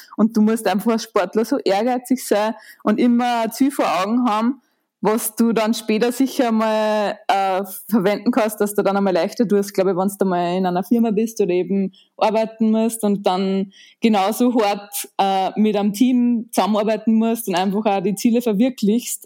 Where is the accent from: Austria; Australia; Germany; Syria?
Austria; Linz, Upper Austria; Ich bin in Linz im wunderschönen Oberösterreich geboren